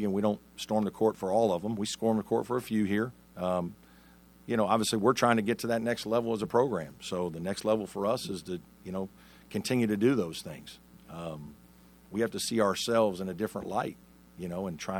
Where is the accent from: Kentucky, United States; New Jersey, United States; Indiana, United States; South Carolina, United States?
Indiana, United States; Evansville; moved away; I'm obviously from Evansville, Indiana, right? Grew up the son of a high school coach